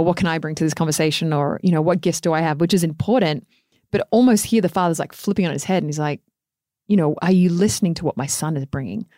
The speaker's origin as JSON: {"language": "English", "country": "Australia", "moved": "yes", "said": "even being an Australian"}